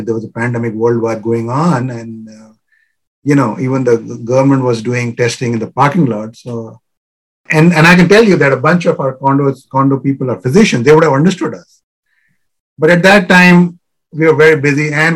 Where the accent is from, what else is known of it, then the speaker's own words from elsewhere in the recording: India; now in Virginia, United States; I'm originally from India